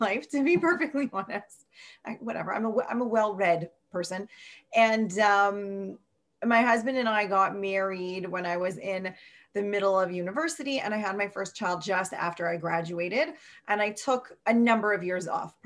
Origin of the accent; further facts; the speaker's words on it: Toronto, Ontario, Canada; I born and raised in Toronto, Canada. I never really lived anywhere else except for that 1 year that I went to Israel after high school.